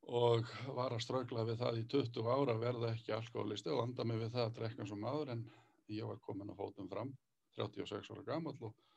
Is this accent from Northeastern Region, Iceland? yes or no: no; Borgarnes, Western Region, Iceland; á mínum heimaslóðum þátti heim í borganissi